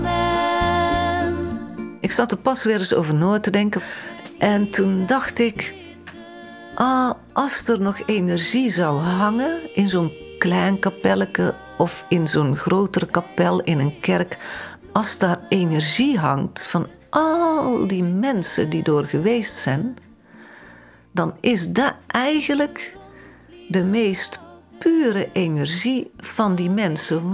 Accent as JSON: {"language": "Dutch", "town": "Vinkel", "region": "North Brabant", "country": "Netherlands", "tie": "born or raised there", "also_born_or_lived": "Heeswijk / Dinther", "said": "Ik ben geboren in Vinkel. Daar ben ik tot mijn negen jaar naar school gegaan ook"}